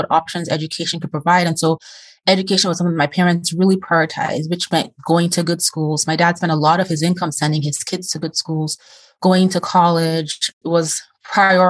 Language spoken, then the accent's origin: English; Nigeria; moved away; I'm originally from Nigeria.